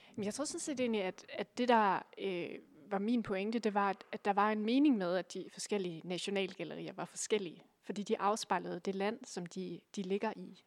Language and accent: Danish; Aalborg, North Denmark Region, Denmark; jeg kommer fra Aalborg, øh, nærmere bestemt en, en lille bydel, der hedder Gu